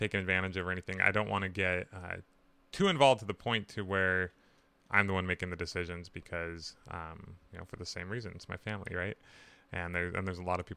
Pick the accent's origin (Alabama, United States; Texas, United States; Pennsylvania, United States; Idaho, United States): Idaho, United States; Burley; I was born in Burley, Idaho, not too far from this riverfront property.